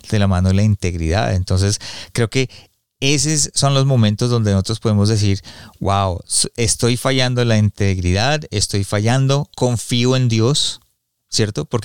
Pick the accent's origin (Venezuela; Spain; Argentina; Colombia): Colombia; also born or lived in United States; yo estuve, crecí en Estados Unidos pero crecí en Colombia también y, y, la cultura de Colombia, de, los colombianos son muy machistas